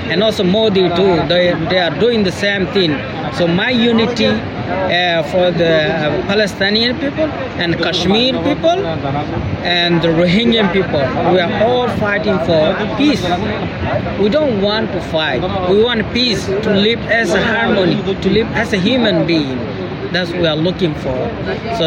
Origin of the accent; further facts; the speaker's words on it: Rakhine State, Myanmar; English is a second language; now in Australia; We come from Arakan. Arakan is our motherland.